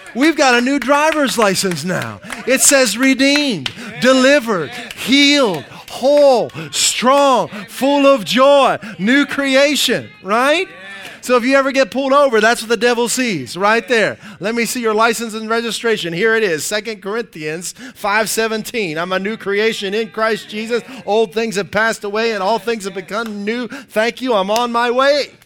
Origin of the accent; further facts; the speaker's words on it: Dayton, Ohio, United States; I usually say Dayton.